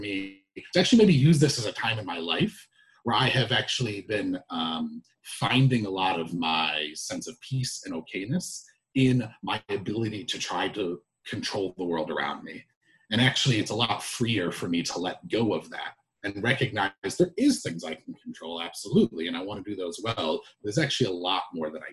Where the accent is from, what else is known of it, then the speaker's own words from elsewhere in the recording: United States; as an American